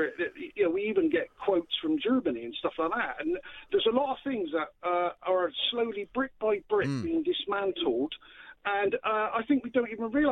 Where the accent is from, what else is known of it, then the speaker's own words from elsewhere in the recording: Bristol, South West England, United Kingdom; I'm from Bristol